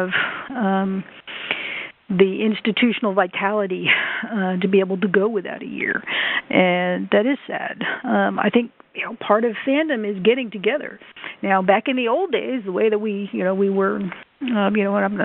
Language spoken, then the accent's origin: English; Chattanooga, Tennessee, United States; Libertycon that's here in my hometown, Chattanooga